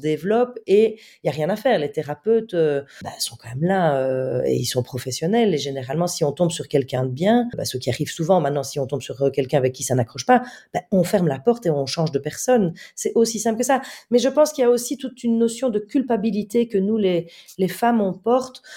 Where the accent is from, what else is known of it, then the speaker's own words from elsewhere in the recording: Belgium; je suis belge, donc euh, euh, j'étais très loin de Paris